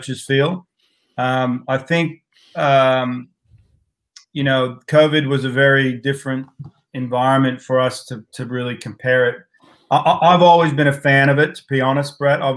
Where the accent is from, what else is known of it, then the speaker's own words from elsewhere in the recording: United States; moved away as an adult; now in Australia; growing up in the States, you know, I went through high school and college racing